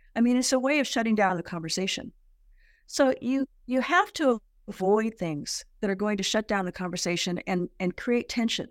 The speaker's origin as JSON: {"language": "English", "town": "San Diego", "region": "California", "country": "United States", "tie": "born or raised there", "said": "I was born and raised in San Diego"}